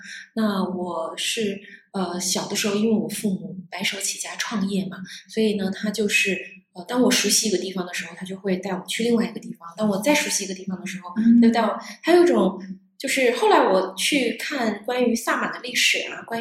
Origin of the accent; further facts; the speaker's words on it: Northeast China, China; 更更重要的话，其实是来自于我是东北人。我在过去，其实我没有在东北生活在过太多的时间，但是我深深的其实被东北的文化感染了